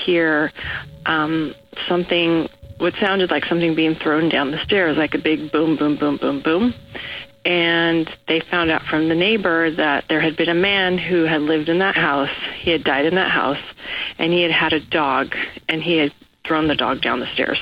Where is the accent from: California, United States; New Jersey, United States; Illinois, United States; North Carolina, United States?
California, United States; Los Angeles; I'm from Los Angeles